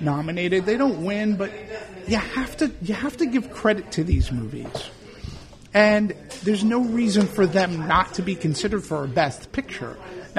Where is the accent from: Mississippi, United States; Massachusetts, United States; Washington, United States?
Massachusetts, United States; Boston; I'm from Boston